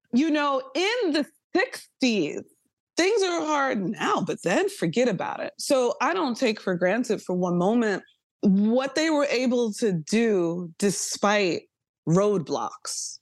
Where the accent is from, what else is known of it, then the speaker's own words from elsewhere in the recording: New York, United States; a New Yorker hip-hop baby